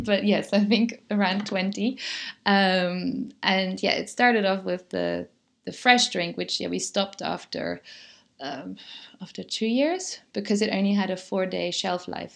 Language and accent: English; Germany; moved away as an adult; also born or lived in Netherlands; now in Mallorca, Spain; when I grew up in Germany, I always said I'm Dutch. And then I went to the Netherlands to study